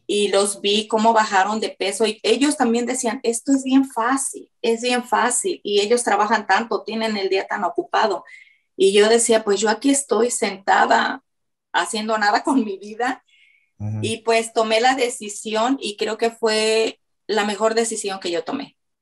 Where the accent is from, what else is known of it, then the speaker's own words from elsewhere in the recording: Mexico; soy mexicana